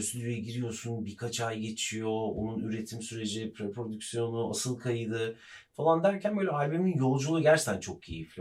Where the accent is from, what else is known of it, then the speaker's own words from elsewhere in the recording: Ankara, Turkey; biz Ankaralıyız. Bizim Ankara'daki ev Gençlik Caddesi'nde Anıtkabir'in karşısında büyüdüm ben